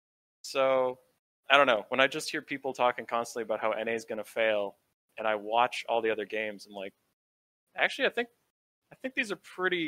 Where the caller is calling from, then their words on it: Rochester, Minnesota, United States; Rochester, Minnesota.